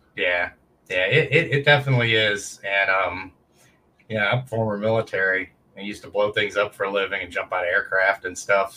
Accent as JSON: {"language": "English", "country": "United States", "said": "I'm an American combat vet"}